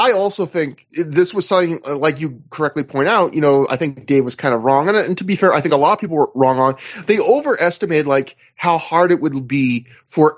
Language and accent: English; Canada; I'm Canadian